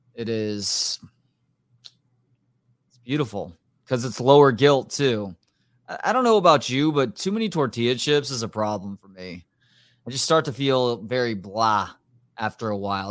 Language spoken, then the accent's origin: English; Texas, United States; I have redneck sensibilities, I think, from growing up in Texas.